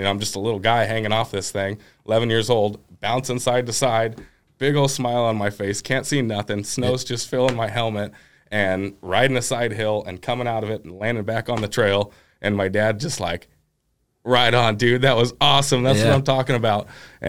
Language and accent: English; Milton-Freewater, Oregon, United States; Yeah, so I'm from Milton Freewater, Oregon, about an hour away from here.